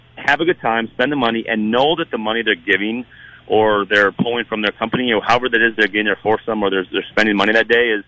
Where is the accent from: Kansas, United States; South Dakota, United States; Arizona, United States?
South Dakota, United States; growing up in South Dakota